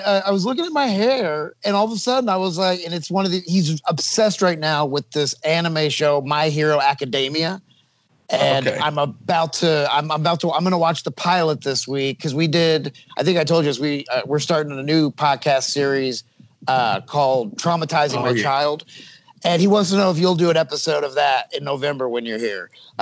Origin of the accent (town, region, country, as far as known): United States